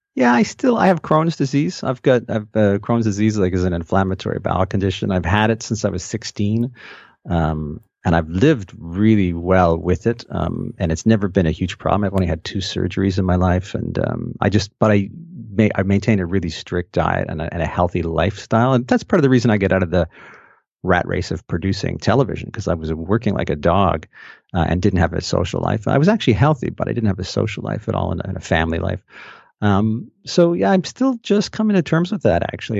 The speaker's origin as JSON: {"language": "English", "town": "Montreal", "region": "Quebec", "country": "Canada", "tie": "born or raised there", "also_born_or_lived": "Toronto, Ontario", "moved": "yes", "lives_now": "London, Canada", "said": "Growing up in Montreal"}